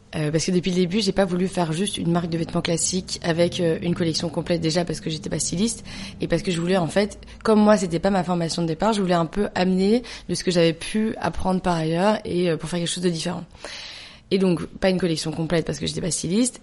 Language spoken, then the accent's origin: French; Belgium; moved away as an adult; also born or lived in New York; now in France; je suis belge. Toute ma famille est belge. J'ai grandi en Belgique. Je suis arrivée en France euh, au moment de master